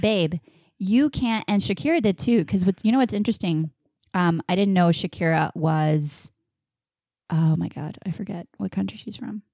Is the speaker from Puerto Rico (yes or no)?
yes; Puerto Rico; I'm full blown Puerto Rican.